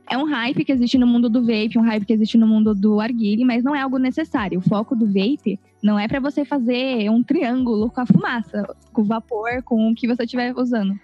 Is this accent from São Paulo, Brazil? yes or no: yes; São Paulo, Brazil; Eu sou de São Paulo